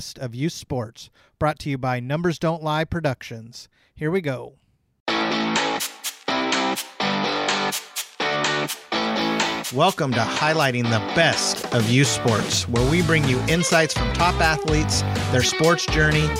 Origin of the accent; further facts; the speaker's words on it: California, United States; I'm born and raised in California